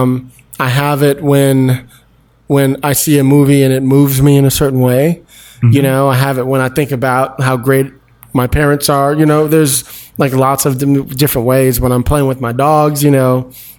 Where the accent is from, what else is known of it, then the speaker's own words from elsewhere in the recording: Palo Alto, California, United States; also born or lived in Detroit / Brooklyn; I was raised in the Bay Area in Palo Alto